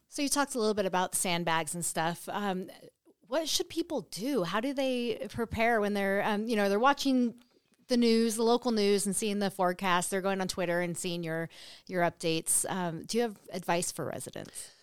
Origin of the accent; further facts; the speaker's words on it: North Coast, California, United States; now in Nevada, United States; I grew up on the coast in California, the North Coast